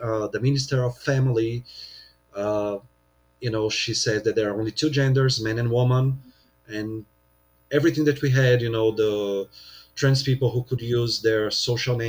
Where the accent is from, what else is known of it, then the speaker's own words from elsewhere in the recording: São Paulo, Brazil; here in São Paulo, my hometown